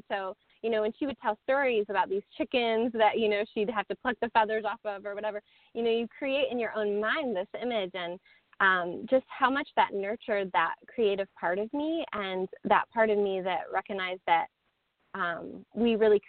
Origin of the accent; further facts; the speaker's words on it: East Coast, United States; You know, I come from the East Coast, and I was like, that's just too much.